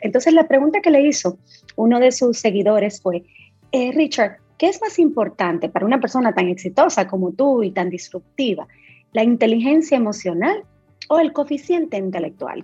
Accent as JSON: {"language": "Spanish", "country": "Dominican Republic", "said": "nosotros como dominicanos, primero abracemos nuestra dominicanidad"}